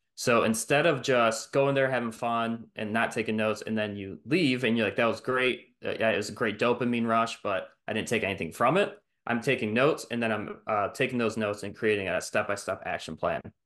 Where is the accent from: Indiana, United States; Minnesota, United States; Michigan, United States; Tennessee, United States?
Michigan, United States; Detroit; moved away; I'm from Michigan, Metro Detroit, and, um, I was born there